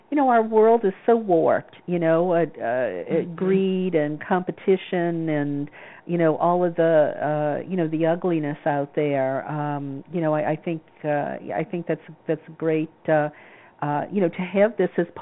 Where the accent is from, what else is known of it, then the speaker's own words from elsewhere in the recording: the South, United States; I grew up in the South